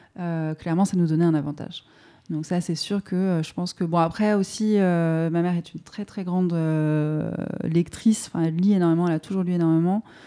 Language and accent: French; France; first language French; la langue française, bah, c'est du coup ma langue maternelle à proprement parler, puisque ma mère est du coup voilà, française